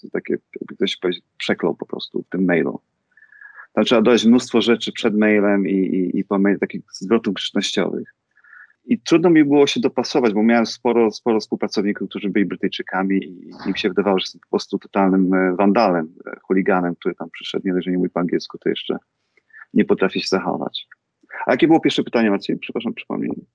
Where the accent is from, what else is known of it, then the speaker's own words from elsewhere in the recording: Rzeszów, Subcarpathian Voivodeship, Poland; moved away as an adult; also born or lived in Warsaw / London; now in United States; ja jestem z Rzeszowa, jestem, jestem Polakiem z Rzeszowa